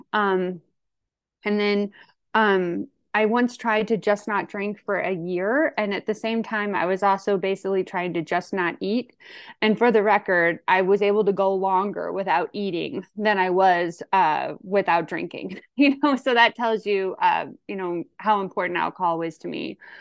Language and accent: English; St. Louis, Missouri, United States; I'm from Saint Louis, Missouri. I'm kind of your typical county woman